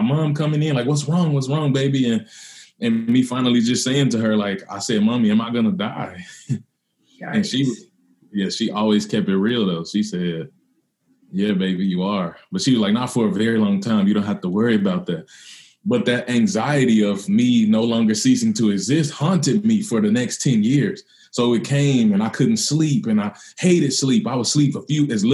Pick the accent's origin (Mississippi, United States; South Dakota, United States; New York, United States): Mississippi, United States; I grew up in Mississippi.